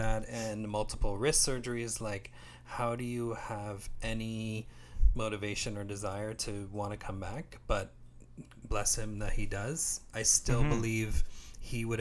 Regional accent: Canada; I'm Canadian

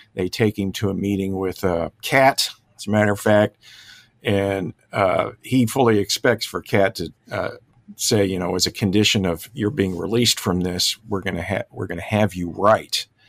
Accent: Dallas, Texas, United States; also born or lived in Plano, Texas; I'm also a Texan, uh, native of Dallas.

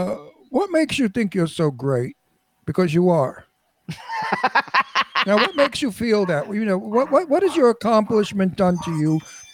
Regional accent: New York City, New York, United States; also born or lived in Florida; I was born in the Red Hook Projects in Brooklyn. I'm a project boy.

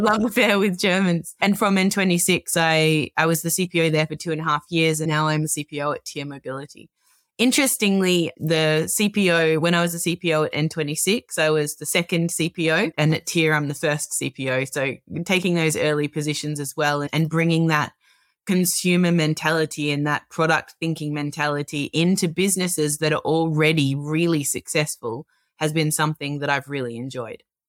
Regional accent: Melbourne, Victoria, Australia; I'm an Australian. I was born and grew up in Melbourne

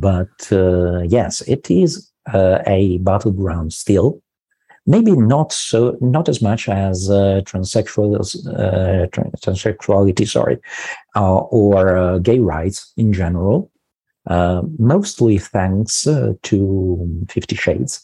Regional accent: Milan, Lombardy, Italy; I'm from Milan as well

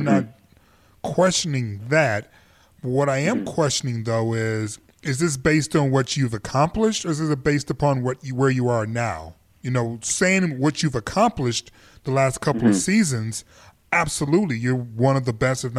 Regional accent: Canada; as a Canadian

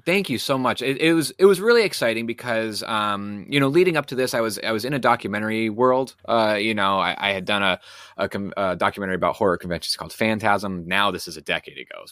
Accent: New England, United States; I'm from New England

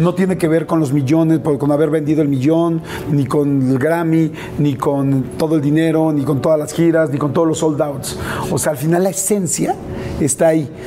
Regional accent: Mexico; yo soy un, un, mexicano más

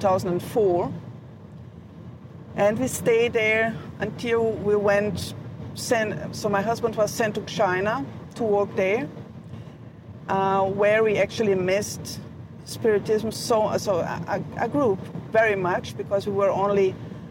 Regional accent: Brazil; moved away as an adult; also born or lived in Germany; I was born in Brazil, so my parents are German. So I had this background, this German background, while I grew up

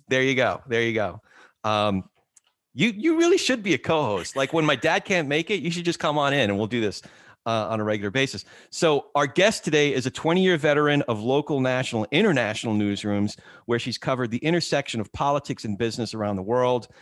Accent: New Jersey, United States; also born or lived in New York; my brother and I moved from New York to New Jersey

